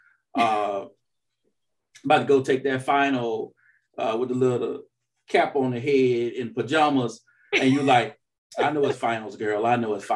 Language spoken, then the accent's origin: English; the South, United States; I'm from the South